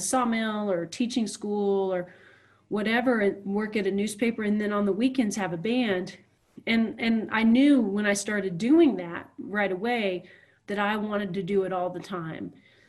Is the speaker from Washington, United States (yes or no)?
yes; Morton, Washington, United States; I grew up in Morton, Washington, which is, I always tell people it's between Seattle and Portland, because off of I-5, it's kind of right in the middle, and then it's about 35 miles into the mountains. Beautiful place to grow up, beautiful place to live.